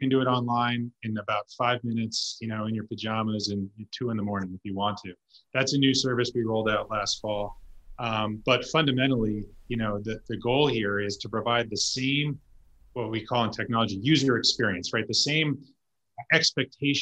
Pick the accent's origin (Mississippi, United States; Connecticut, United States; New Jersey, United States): Connecticut, United States; Branford; I was born and raised in Brantford